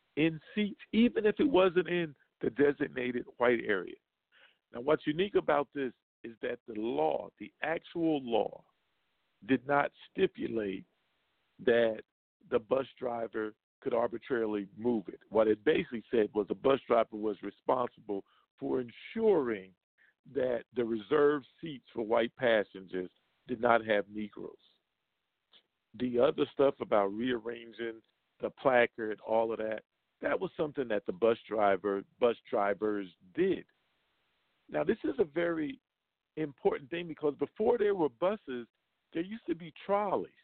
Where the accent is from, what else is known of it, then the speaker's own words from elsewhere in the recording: the Jim Crow South, United States; I grew up in the Jim Crow South